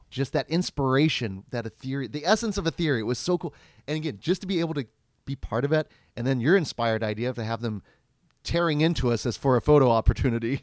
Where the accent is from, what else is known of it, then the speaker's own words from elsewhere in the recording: Stanley, Kansas, United States; I grew up in Stanley, Kansas, and Stanley, Kansas d-, no longer exists. It became enveloped